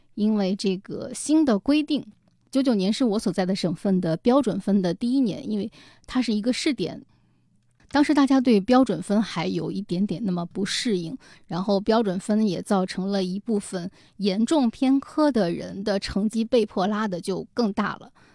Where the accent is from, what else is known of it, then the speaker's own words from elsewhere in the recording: China; moved away as an adult; 但是我确确实实是从县城考出来的这么一个大学毕业生